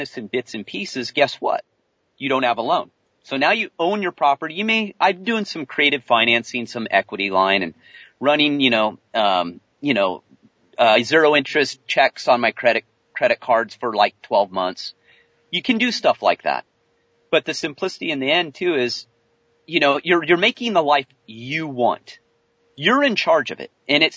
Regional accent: California, United States; moved away; I'm a Californian man

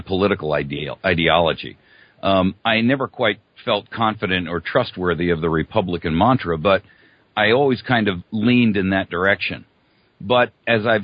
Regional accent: East Coast, United States; I was born and raised on the East Coast.

